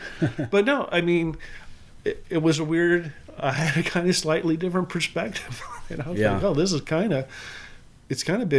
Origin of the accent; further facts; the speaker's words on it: Ohio, United States; moved away; I'm from Ohio.